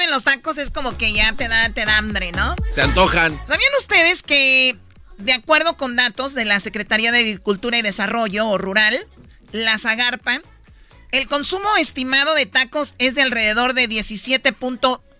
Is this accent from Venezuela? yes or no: no; Mexico; El shawarma es eh, ya ahorita ya, pues como mexicanos ya le ya es el bistec de puerco metido y sazonado acá con acá con lo que nosotros conocemos como el taco al pastor.